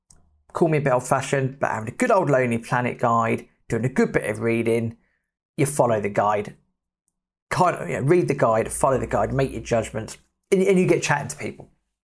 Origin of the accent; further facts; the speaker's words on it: Australia; So, oh, how are you doing? Yeah … I'm from Australia. Do you fancy a beer?